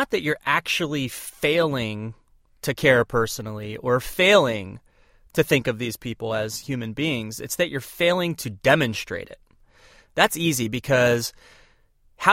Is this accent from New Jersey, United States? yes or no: yes; Turnersville, New Jersey, United States; we grew up on Richmond Drive in Turnersville, New Jersey